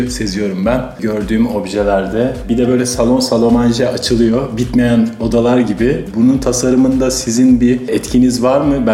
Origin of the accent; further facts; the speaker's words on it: Izmir, Turkey; 74 doğumluyum ben. Aa, çok gençsiniz daha. İzmirliyim.